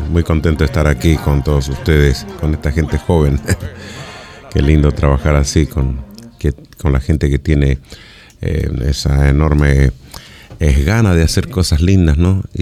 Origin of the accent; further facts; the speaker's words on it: San Juan, Argentina; que nació en mi tierra en San Juan, también …